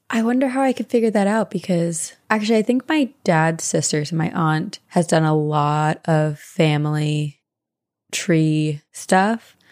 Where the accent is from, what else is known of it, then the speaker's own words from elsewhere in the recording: East Coast, United States; as a teenager growing up on the East Coast